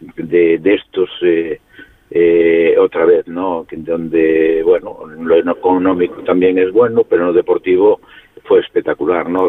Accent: Vilagarcía de Arousa, Galicia, Spain; la comarca en un radio de 20 kilómetros somos ciento y pico, 200.000

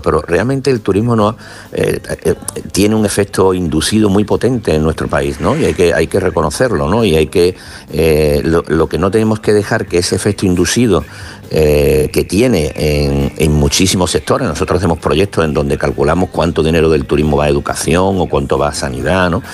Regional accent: Málaga, Andalusia, Spain; soy de Málaga

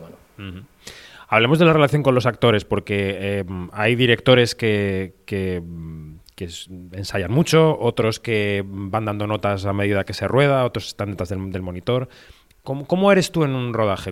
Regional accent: Spain; los españoles

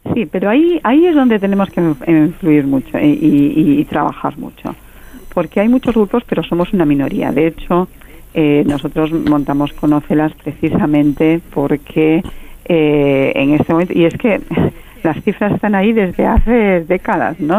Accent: Galicia, Spain; yo soy gallega

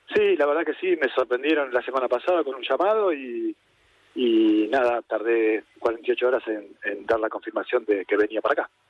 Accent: Argentina; now in Spain; como argentino

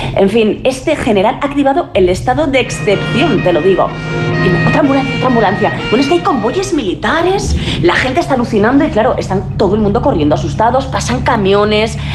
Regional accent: Aragon, Spain; also born or lived in Madrid; yo soy aragonesa, pero muy madrileña también

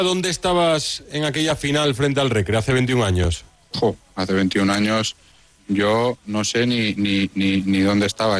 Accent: Majorca, Balearic Islands, Spain; siendo mallorquín de la casa

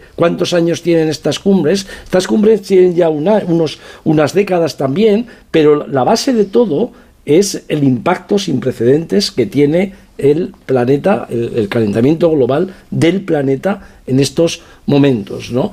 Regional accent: province of Teruel, Aragon, Spain; vengo de la provincia de Teruel

